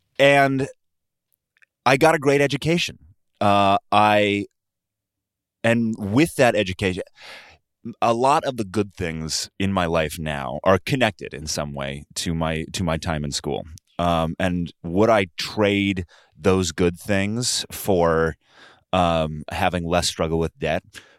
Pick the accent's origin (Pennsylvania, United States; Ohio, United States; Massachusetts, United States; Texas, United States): Ohio, United States; born or raised there; moved away as an adult; also born or lived in New York City; now in Los Angeles, United States